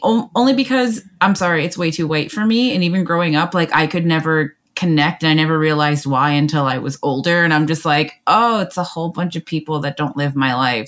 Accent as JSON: {"language": "English", "country": "Canada", "said": "I'm Canadian"}